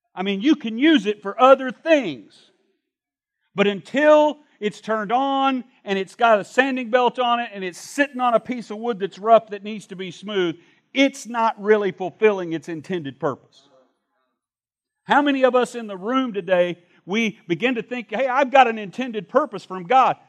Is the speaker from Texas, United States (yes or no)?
no; Shreveport, Louisiana, United States; When I was a young man growing up in Shreveport, Louisiana